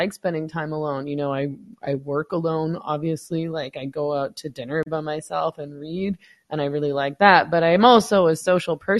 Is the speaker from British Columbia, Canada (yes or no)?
yes; Vancouver, British Columbia, Canada; moved away as an adult; now in Mexico; I was born in Vancouver, so I lived there for 40 years